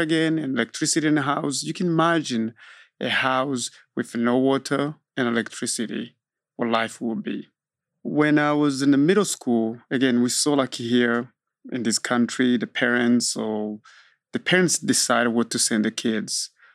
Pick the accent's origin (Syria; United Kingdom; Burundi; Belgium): Burundi; now in Austin, United States; I am from Burundi. Burundi is a small country in East Africa